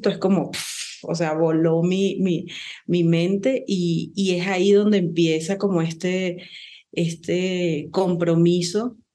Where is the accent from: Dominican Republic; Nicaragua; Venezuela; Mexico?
Venezuela; now in Ecuador; yo soy venezolana